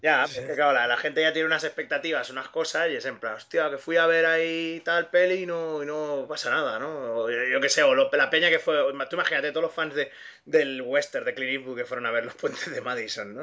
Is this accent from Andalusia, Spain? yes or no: no; Catalonia, Spain; técnicamente yo soy el único catalán